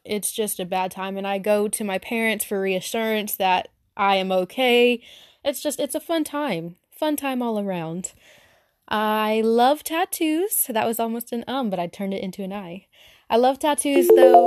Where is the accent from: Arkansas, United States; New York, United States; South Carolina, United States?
Arkansas, United States; accent: Southern; I'm very Southern, from Arkansas, lived here my whole life